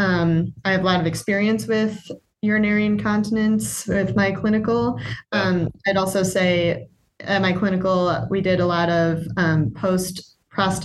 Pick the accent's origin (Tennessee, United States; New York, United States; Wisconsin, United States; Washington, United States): Wisconsin, United States; Brookfield; also born or lived in Milwaukee; I'm from Brookfield, it's nice. I've got family here and still friends from home